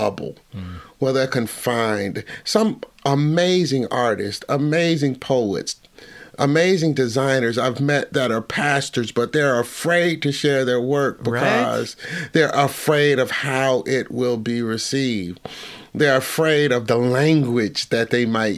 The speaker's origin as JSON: {"language": "English", "town": "Cincinnati", "region": "Ohio", "country": "United States", "said": "I'm from the Midwest"}